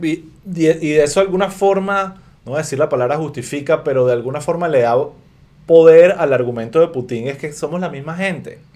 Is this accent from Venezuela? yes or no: yes; Venezuela; uno como venezolano